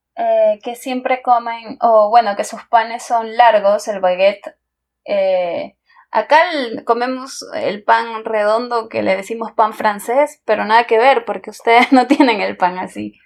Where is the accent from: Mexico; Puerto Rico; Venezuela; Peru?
Peru; cuando éramos chicos acá en Perú